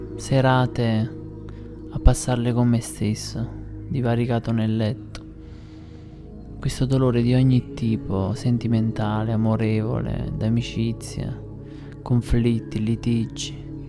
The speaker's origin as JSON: {"language": "Italian", "town": "Airola", "region": "Campania", "country": "Italy", "said": "nel mio paese, ad Airola"}